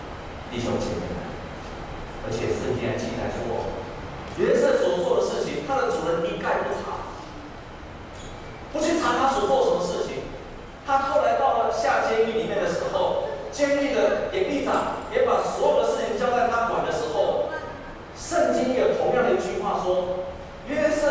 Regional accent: Taiwan; 我们台湾人讲一句话：“两头沙丘”，下面不行，举头三尺有神明

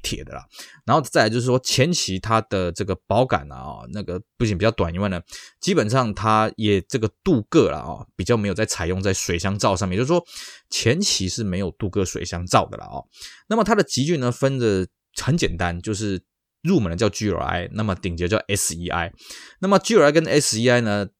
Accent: Taiwan; 我们台湾这边

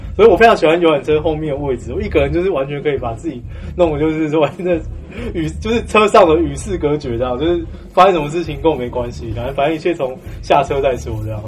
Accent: Taiwan; 我也是土生土长台湾人

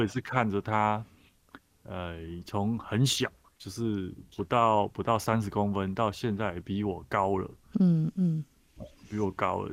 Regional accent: Taichung, Taiwan; 就住在那个台中的南区

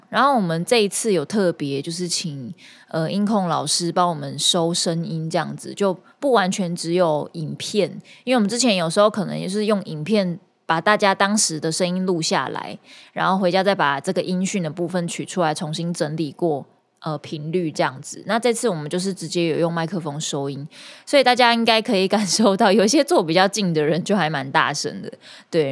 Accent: Kaohsiung, Taiwan; now in Taipei, Taiwan; 高雄，我的家乡

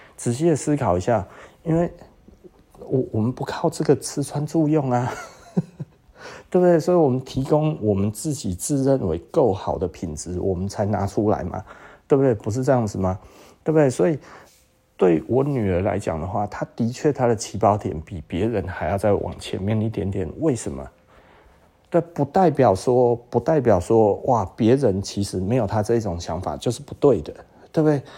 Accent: Taiwan; 我是台湾人

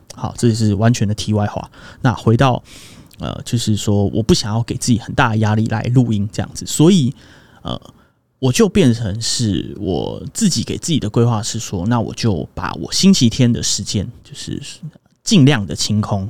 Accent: Zhonghe, New Taipei, Taiwan; also born or lived in Xizhi, New Taipei / Huwei, Yunlin; 我读了幼稚园的时候，就搬到了 地址是中和啊， 但其实生活圈是永和

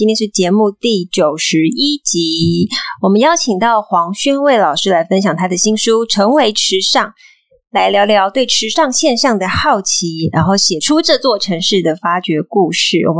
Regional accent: Yunlin County, Taiwan; 因为我们家我是云林人啊，我本身是务农，就我我们家务农啊，不是我。

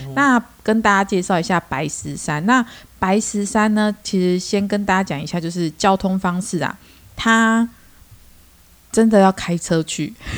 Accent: Chiayi, Taiwan; moved away; 我是嘉义人，所以呢，我还没有离开嘉义之前

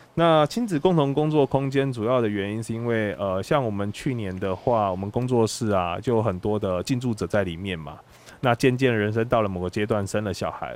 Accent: Tainan, Taiwan; moved away as an adult; also born or lived in Taipei; 其实是在台北工作，其实我，我是台南人，但是离开台南大概十年左右了

